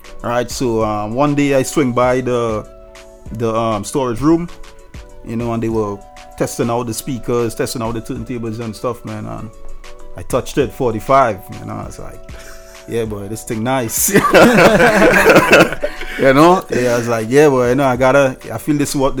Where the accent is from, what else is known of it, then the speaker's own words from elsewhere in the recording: Moruga, Trinidad & Tobago; accent: Trinidad; moved away as an adult; now in United States; Did a lot of parties in my hometown, Maruga